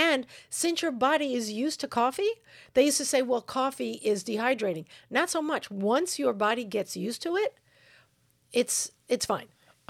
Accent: New York, United States; I don't know. I'm from New York.

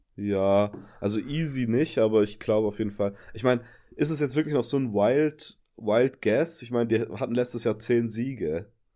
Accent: Upper Swabia, Baden-Württemberg, Germany; accent: Swabian; seit ich wieder in Oberschwaben wohne, ist mein Akzent wieder richtig übel

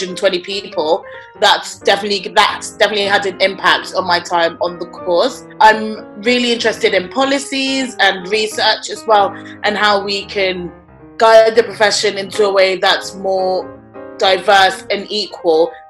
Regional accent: London, United Kingdom; I'm born and raised in London and I'm of Nigerian heritage.

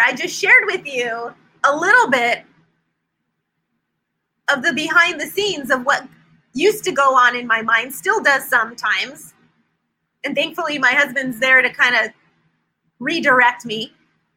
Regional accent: Silicon Valley, California, United States; moved away as an adult; now in North Carolina, United States; We came from California, lived in the Silicon Valley, born and raised there our whole lives. We've been in North Carolina for 4 years

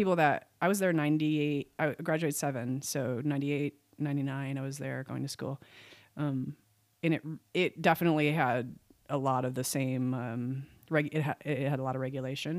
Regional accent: Wisconsin, United States; moved away; also born or lived in Oshkosh, Wisconsin; moved back to my home state, which is Wisconsin

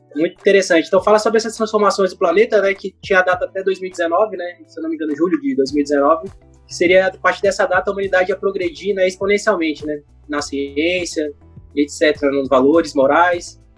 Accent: Brasília, Federal District, Brazil; also born or lived in Rio de Janeiro; eu sou carioca, mas eu vim para cá e para Brasília com cinco anos. Então faz muito tempo, né, que eu, que eu já me considero brasiliense.

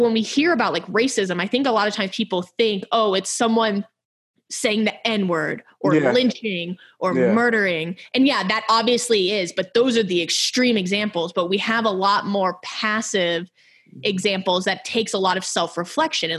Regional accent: Houston, Texas, United States; also born or lived in Ohio; we're from Houston, but we're from very different parts of Houston.

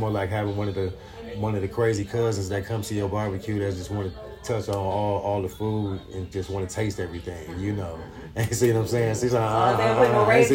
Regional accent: Milwaukee, Wisconsin, United States; I'm from Milwaukee, Wisconsin

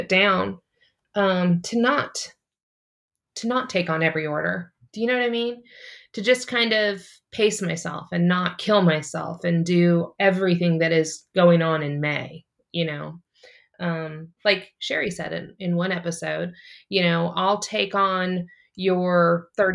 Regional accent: St. Louis, Missouri, United States; moved away as an adult; also born or lived in California / South Carolina; now in Kansas City, United States; I'm originally from, I was born in California, but I've lived the majority of my life in Missouri in St. Louis

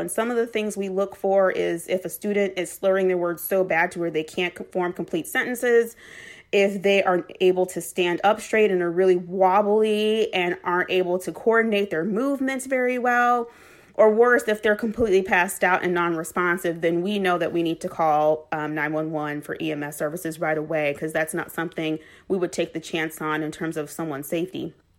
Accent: Chicago, Illinois, United States; I was born and raised on the west side of Chicago in the Austin community

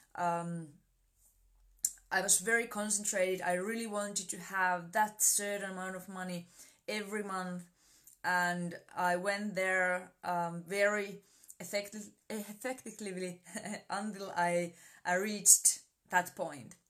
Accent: Finland; I'm from Finland

